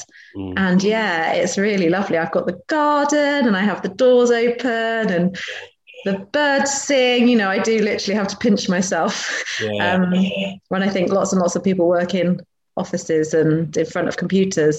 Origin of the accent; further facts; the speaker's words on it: Wiltshire, South West England, United Kingdom; moved away; also born or lived in Berkhamsted; I grew up in down in Wiltshire, so sort of out in the sticks.